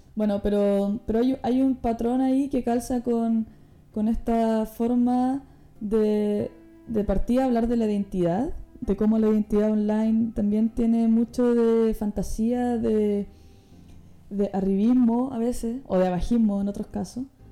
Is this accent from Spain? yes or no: no; Chile; now in Netherlands; yo vengo de Chile, un país que se caracteriza por ser frío, por ser aislado y por tanto mi, mi latin, latinicidad, no sé cómo se dice, mis raíces latinas son eh, básicamente porque nací ahí